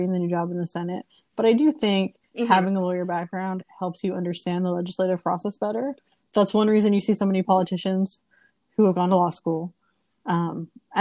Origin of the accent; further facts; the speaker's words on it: California, United States; moved away as an adult; also born or lived in Boston, Massachusetts; now in upstate New York, United States; I was born in California. I moved to Boston after I finished school